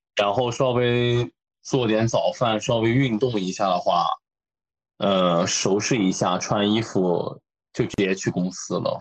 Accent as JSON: {"language": "Chinese", "country": "China", "also_born_or_lived": "Tokyo, Japan", "moved": "as an adult", "lives_now": "Kanagawa, Japan", "said": "我是一个中国人"}